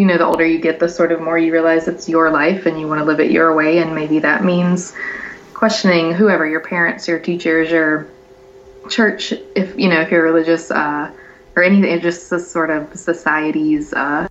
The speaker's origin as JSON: {"language": "English", "region": "Louisiana", "country": "United States", "moved": "yes", "said": "I'm from Louisiana"}